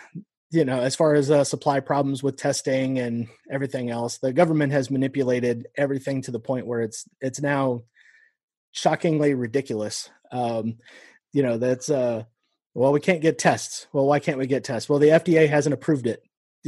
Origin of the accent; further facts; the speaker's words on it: Nebraska, United States; born there; also born or lived in Iowa; You know, I was born in Nebraska. We lived in Iowa for a little bit.